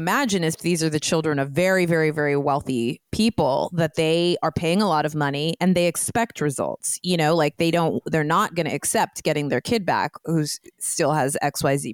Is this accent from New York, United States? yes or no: no; Los Gatos, California, United States; my hometown is in the Bay Area. It's called Los Gatos